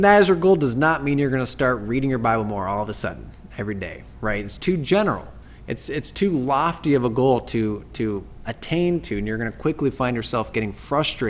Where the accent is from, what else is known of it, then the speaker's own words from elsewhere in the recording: United States; as American Christians